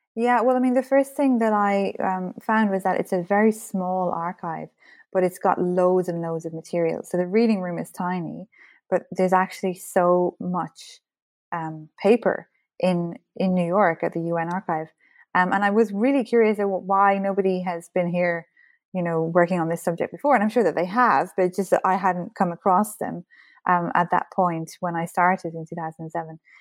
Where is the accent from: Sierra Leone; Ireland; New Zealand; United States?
Ireland; as an Irish person, history is very much part of our identity and our culture, so I certainly grew up, uh, surrounded by, um, books